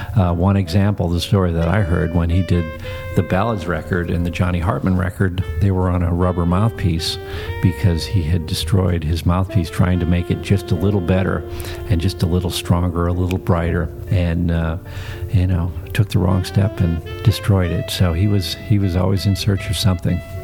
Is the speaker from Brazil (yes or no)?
no; Midwest, United States; I grew up in the Midwest in the middle of nowhere in the cornfields.